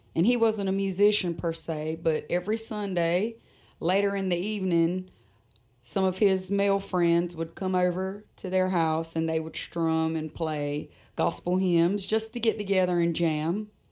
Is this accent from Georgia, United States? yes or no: no; Pembroke, North Carolina, United States; accent: Lumbee dialect; I am originally from Robinson County